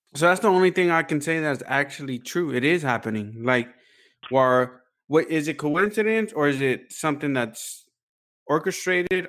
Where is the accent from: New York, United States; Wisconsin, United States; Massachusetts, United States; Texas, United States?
Texas, United States; Houston; we're from Houston